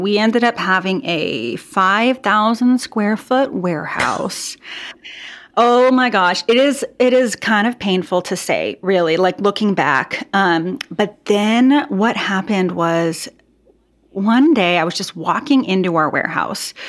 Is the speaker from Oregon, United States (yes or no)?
yes; Portland, Oregon, United States; I am from the Portland, Oregon area